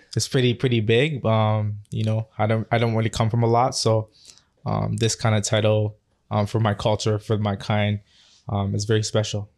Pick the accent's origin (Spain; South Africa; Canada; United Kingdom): Canada; Toronto, Ontario; born and raised in Scarborough.